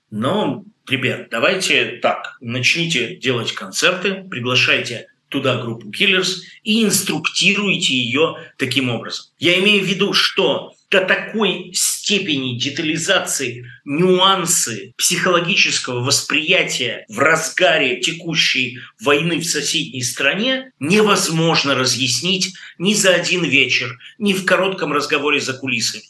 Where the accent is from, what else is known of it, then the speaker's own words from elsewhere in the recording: Russia; moved away as an adult; человеку, который вырос в России, жил в России, убежал из России